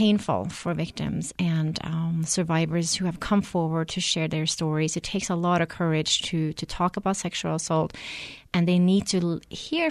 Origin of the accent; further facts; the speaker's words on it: Norway; now in New Mexico, United States; I'm originally from Norway, but lived here in New Mexico for 20 years